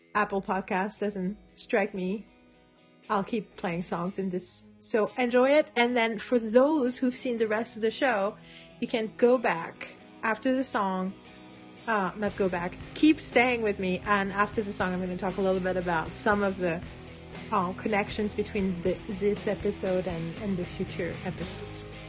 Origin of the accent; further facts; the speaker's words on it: Paris, Île-de-France, France; moved away; in Paris where I was in high school in ninety-seven